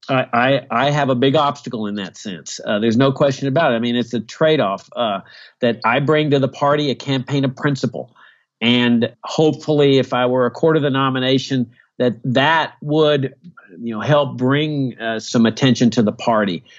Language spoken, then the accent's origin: English; Virginia, United States; my home state of Virginia